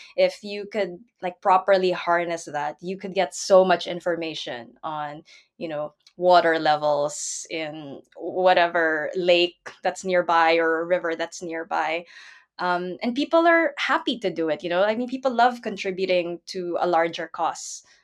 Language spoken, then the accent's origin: English; Philippines; now in Netherlands; I'm from the Philippines, so I did grow up with, you know, floodwaters rising up around me